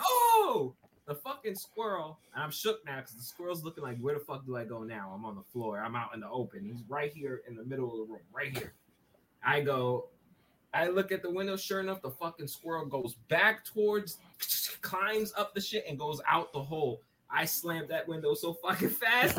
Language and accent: English; New York City, New York, United States; I am from Brooklyn